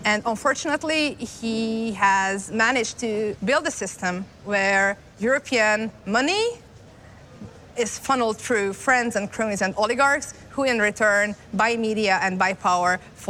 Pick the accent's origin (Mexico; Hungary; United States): Hungary; I'm from Hungary.